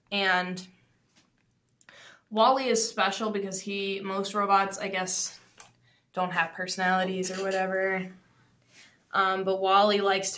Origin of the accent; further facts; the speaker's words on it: Canada; I'm Canadian.